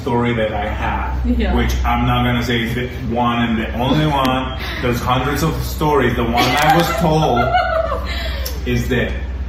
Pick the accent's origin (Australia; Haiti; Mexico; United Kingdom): Mexico; Zapopan, Jalisco; English is a second language; moved away; as a Mexican growing up in Zapopan